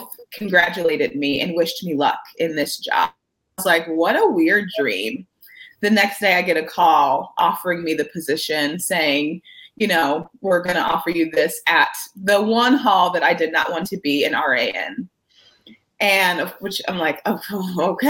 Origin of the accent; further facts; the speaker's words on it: Michigan, United States; moved away as an adult; now in California, United States; I'm originally from Michigan and I have been gone since 2008, but I went to college at the University of Michigan